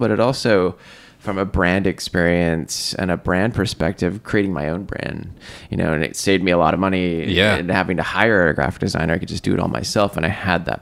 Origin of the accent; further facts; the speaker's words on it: Seattle, Washington, United States; I grew up in Seattle